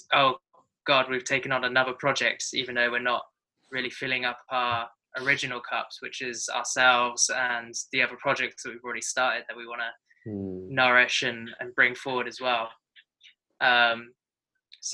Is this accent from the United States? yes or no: no; England, United Kingdom; also born or lived in New Zealand; now in Bali, Indonesia; I'm from England.